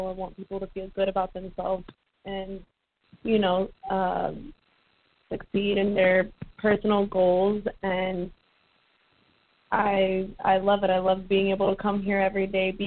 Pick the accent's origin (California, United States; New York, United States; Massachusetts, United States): California, United States; moved away as an adult; also born or lived in Florida; now in Tampa, United States; I'm from California. I'm a California girl